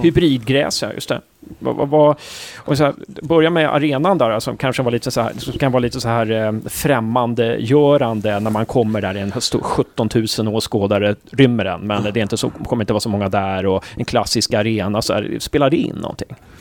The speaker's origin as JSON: {"language": "Swedish", "town": "Uppsala", "region": "Uppsala County", "country": "Sweden", "moved": "yes", "lives_now": "Gävle, Sweden", "said": "jag är från Uppsala, så jag, jag har ju också, jag har blivit kvar här"}